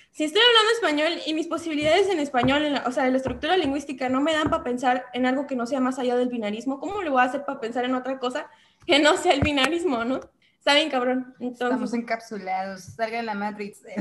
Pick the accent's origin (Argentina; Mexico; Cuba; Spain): Mexico; no es lo mismo que yo proteja y, vea por mi pueblo mexicano